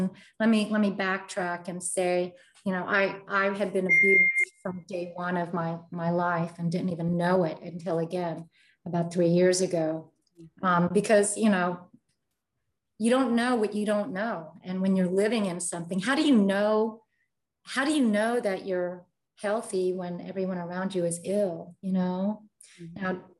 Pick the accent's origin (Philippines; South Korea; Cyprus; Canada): Philippines; I grew up in a family where the values are different. I'm Filipino and Spanish.